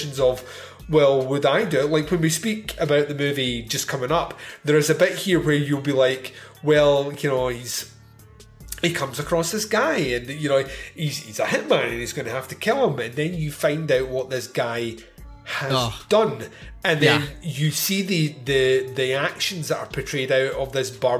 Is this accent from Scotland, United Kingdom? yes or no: yes; Scotland, United Kingdom; I'm Scottish.